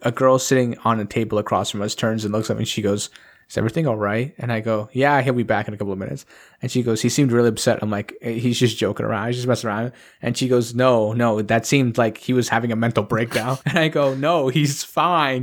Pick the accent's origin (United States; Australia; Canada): Canada; I'm a Canadian